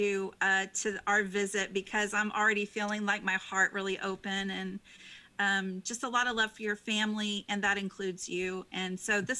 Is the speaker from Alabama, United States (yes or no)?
no; Austin, Texas, United States; I was born in Austin, which is, you know, the keep it weird capital of the world